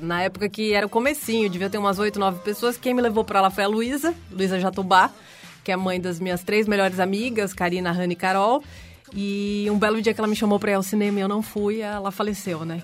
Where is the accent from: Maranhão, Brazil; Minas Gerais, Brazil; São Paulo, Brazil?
São Paulo, Brazil; accent: R puxado (interior paulista); sou de São Paulo, nasci aqui. Passei muito tempo no interior, por isso que eu tenho esse R puxado, mas na verdade nunca morei